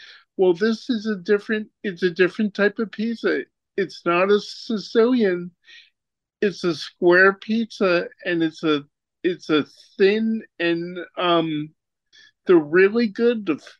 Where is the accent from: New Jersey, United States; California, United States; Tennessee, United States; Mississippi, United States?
New Jersey, United States; now in Florida, United States; I'm originally from Jersey